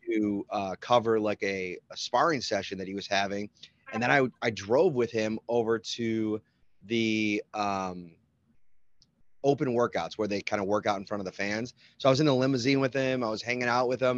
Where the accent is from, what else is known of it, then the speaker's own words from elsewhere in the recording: Buffalo, New York, United States; I grew up in Buffalo